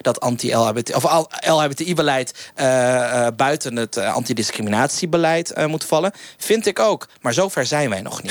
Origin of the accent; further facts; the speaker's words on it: Friesland, Netherlands; moved away; Waar ik ben geboren, waar ik ben getogen, is als enige provincie in Nederland